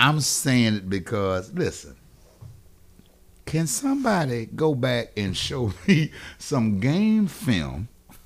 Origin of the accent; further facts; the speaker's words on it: Wilmington, North Carolina, United States; now in Charlotte, United States; I'm from Wilmington.